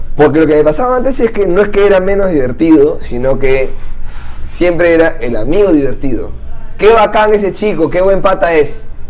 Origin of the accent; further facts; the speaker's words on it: Santa María, Lima, Peru; Yo soy de Santa María, acá cerca